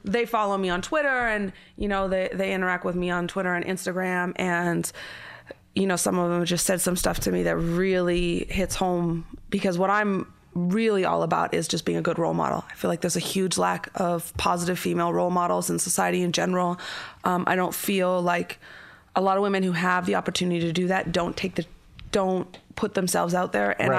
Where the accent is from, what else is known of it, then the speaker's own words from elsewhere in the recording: Canada; I'm Canadian, I grew up in the middle of nowhere in Canada